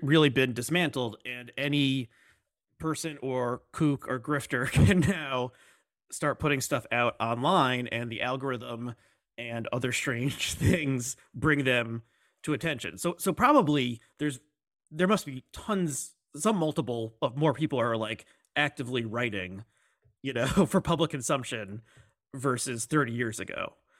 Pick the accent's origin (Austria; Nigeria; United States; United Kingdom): United States; I'm, I'm American